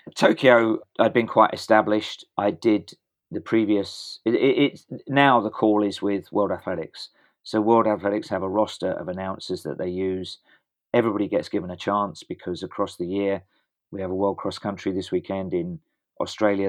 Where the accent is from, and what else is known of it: England, United Kingdom